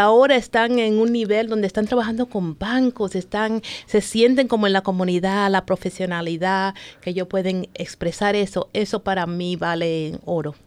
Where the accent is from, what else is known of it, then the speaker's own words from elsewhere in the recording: New York, United States; moved away as an adult; also born or lived in Santo Domingo, Dominican Republic / Baltimore, Maryland; now in Maryland, United States; me crié en New York, de Santo Domingo. Llegamos aquí cuando apenas estaba en el tercer grado. Y me crié allá en New York